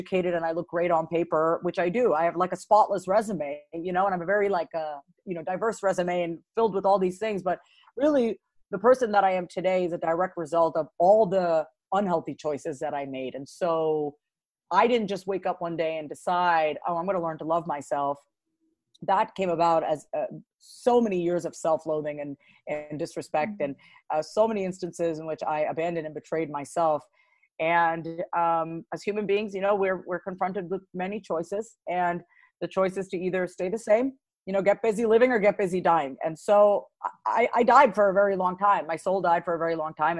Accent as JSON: {"language": "English", "area": "Long Island", "region": "New York", "country": "United States", "tie": "born or raised there", "said": "I was born and raised on Long Island, New York"}